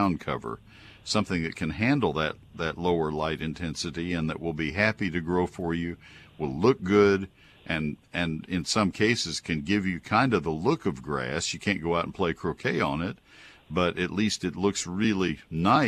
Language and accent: English; Texas, United States; also born or lived in Ohio; I grew up in Texas